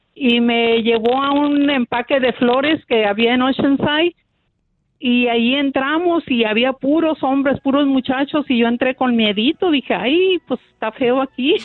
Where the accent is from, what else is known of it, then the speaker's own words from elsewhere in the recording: Escuinapa, Sinaloa, Mexico; moved away as an adult; now in United States; yo soy de Sinaloa